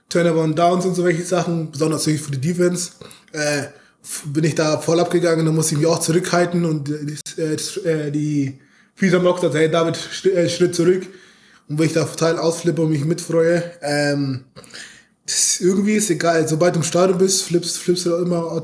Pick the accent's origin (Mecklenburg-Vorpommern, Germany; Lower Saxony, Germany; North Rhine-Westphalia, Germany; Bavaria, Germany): Bavaria, Germany; Munich; also wie gesagt, ich komme aus München. Ähm, da ist der zu Bayern, wie ihr euch vorstellen könnt, ziemlich groß.